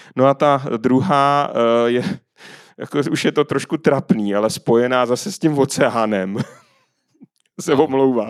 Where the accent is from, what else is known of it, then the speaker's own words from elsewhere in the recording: Czechia; my jako Češi i národ